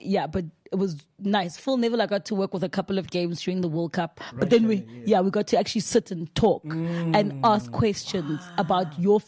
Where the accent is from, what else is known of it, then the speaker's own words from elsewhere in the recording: South Africa; I'm from South Africa